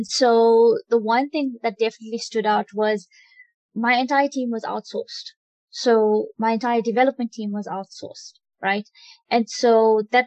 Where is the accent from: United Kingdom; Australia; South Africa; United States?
South Africa; Although I'm Indian, I'm born in South Africa, I am very African